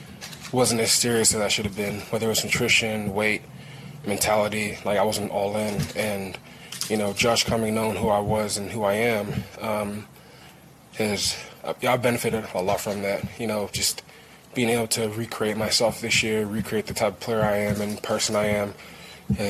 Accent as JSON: {"language": "English", "region": "England", "country": "United Kingdom", "said": "I'm from England and he's not, and I have a cool accent"}